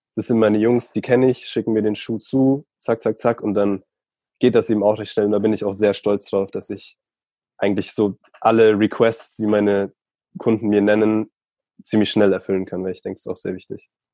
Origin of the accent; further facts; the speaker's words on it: Chiemsee, Bavaria, Germany; Ich bin am Chiemsee aufgewachsen